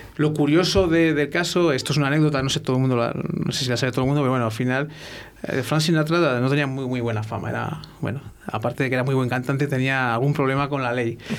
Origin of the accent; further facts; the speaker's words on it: Salamanca, Castile and León, Spain; yo soy natural de Salamanca y llevo aquí ya pues un montón de, de años